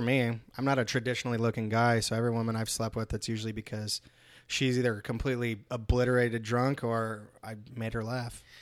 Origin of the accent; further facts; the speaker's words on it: California, United States; moved away; I'm actually from California